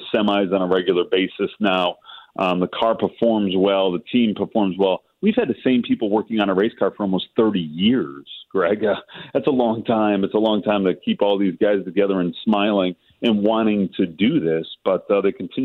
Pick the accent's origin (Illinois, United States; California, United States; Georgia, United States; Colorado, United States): Illinois, United States; Chicago; we're from Chicago